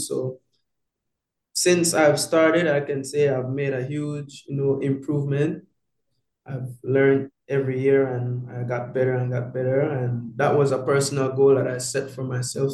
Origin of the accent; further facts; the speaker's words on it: Belize; moved away; the team of my hometown